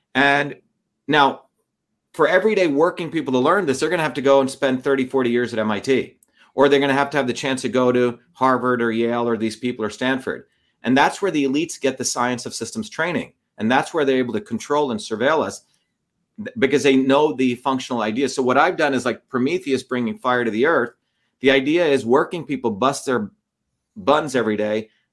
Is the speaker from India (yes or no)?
yes; India; now in United States; growing up in India in the caste system